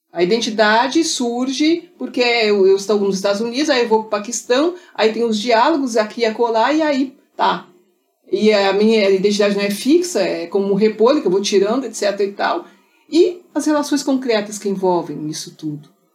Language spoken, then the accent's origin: Portuguese; Pelotas, Rio Grande do Sul, Brazil; Eu nasci em Pelotas, a terra das charqueadas